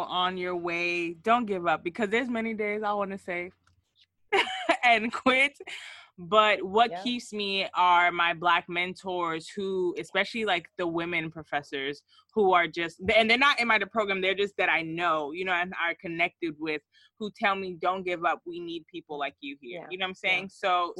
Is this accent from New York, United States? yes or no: no; Georgia, United States; I'm from Georgia